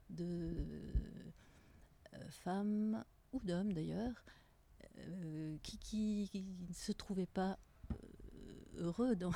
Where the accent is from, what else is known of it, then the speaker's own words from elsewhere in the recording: Tunisia; now in Geneva, Switzerland; J'ai grandi en Tunisie avec des parents, ma mère française, mon père anglais.